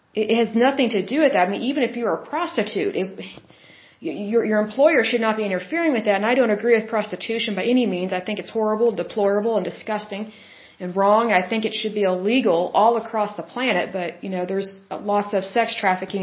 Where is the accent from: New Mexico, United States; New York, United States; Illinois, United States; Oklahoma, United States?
Oklahoma, United States; I'm from Oklahoma